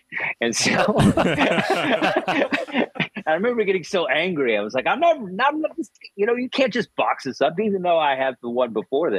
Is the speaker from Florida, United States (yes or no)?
no; Texas, United States; I'm Native American, they would never buy it. I was always the white guy from Texas